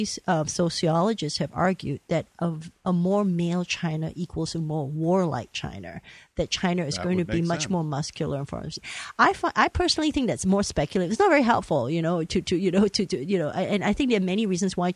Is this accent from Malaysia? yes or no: yes; Malaysia; moved away; I'm a third generation of Chinese. I grew up in Malaysia